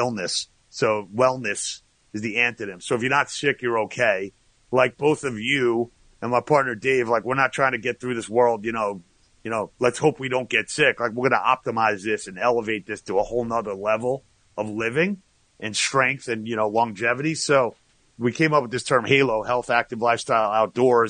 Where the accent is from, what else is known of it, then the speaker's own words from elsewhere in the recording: Long Island, New York, United States; moved away as an adult; also born or lived in Atlanta, Georgia / Boston, Massachusetts / Florida; now in Manhattan Beach, United States; I'm originally from Long Island